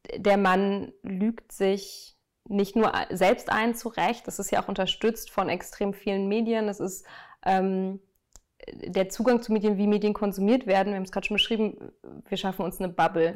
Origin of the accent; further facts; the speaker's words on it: Münster, North Rhine-Westphalia, Germany; moved away as an adult; also born or lived in Dortmund; now in Berlin, Germany; gebürtig bin ich aus Münster, ähm, in Nordrhein-Westfalen, schön im Münsterland gelegen. Äh, da bin ich geboren, aufgewachsen.